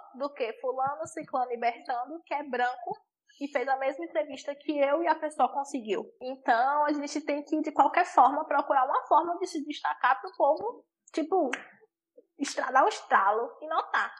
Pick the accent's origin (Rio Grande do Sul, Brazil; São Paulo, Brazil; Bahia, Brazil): Bahia, Brazil; Araruna Leal; now in Ilhéus, Brazil; Quando eu vim morar com Ilhéus, né, eu sou de Araruna Leal